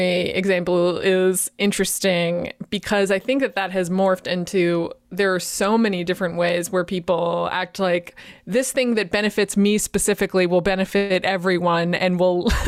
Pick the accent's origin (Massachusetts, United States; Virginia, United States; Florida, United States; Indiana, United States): Massachusetts, United States; Boston; I'm from Boston. That's my culture.